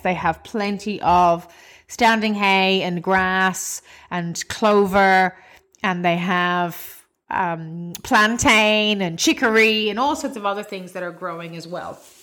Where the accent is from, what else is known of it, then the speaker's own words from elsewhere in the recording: Cavan, Ulster, Ireland; now in Australia; my hometown of Cavan in Ireland.